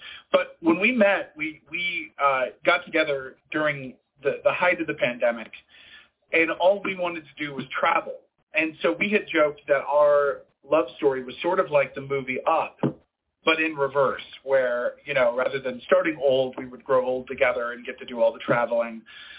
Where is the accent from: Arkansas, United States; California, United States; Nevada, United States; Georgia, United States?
Nevada, United States; Las Vegas; Las Vegas, which is my hometown. I'm from Vegas.